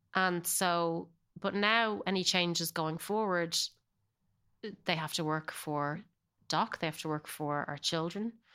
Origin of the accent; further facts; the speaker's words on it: Ireland; accent: Irish; moved away as an adult; now in Los Angeles, United States; I definitely hold on to my Irish accent